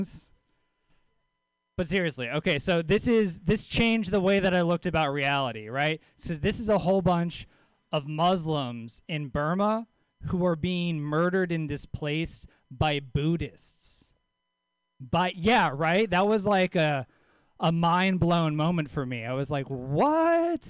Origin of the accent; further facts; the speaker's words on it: Louisiana, United States; moved away; also born or lived in Mill Valley; I lived in Mill Valley for a little while. I'm from Louisiana originally